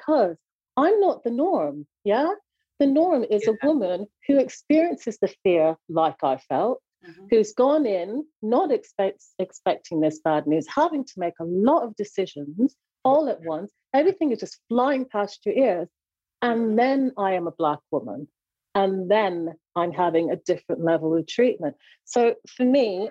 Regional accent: Jamaica; I'm a Jamaican

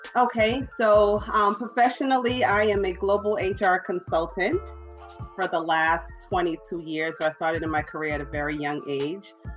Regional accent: New York City, New York, United States; Brooklyn, New York.

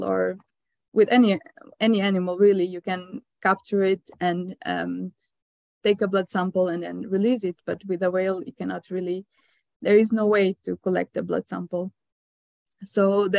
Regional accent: Northern Portugal, Portugal; moved away as an adult; also born or lived in Lisbon, Portugal; now in Norway; So I am Portuguese. So I was born in a very small town in northern Portugal. So I grew up quite close to the coast.

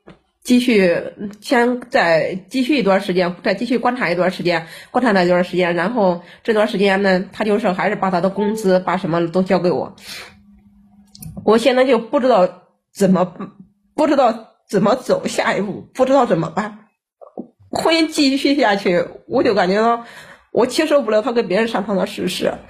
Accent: Chongqing, China; 我是重庆的。

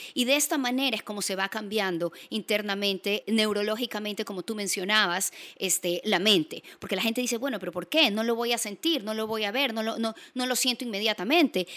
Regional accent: Guayaquil, Guayas, Ecuador; Soy guayaquileña

